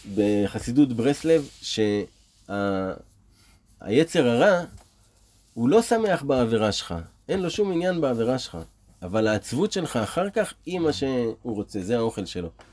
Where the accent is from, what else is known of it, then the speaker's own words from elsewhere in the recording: Israel; נולדנו פה בארץ ישראל